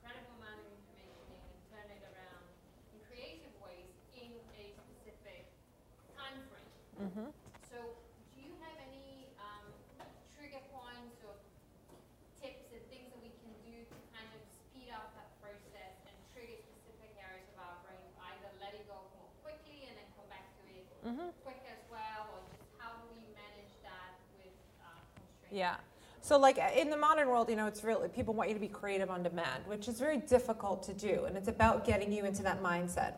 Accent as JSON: {"language": "English", "region": "New York", "country": "United States", "also_born_or_lived": "United Kingdom", "said": "I'm a New Yorker. Like, I come from the Northeast"}